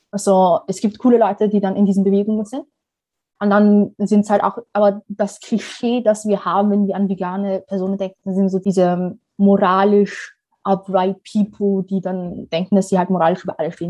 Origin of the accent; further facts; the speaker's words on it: Somalia; ich komme aus Somalien und da dementsprechend habe ich schon einen ganz anderen Zugang zu Klima per se.